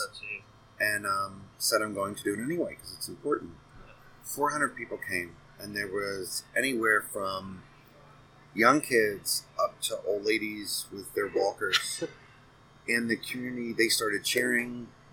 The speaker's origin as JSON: {"language": "English", "region": "Pennsylvania", "country": "United States", "also_born_or_lived": "Arizona", "moved": "as an adult", "lives_now": "Phoenix, United States", "said": "I'm from Pennsylvania"}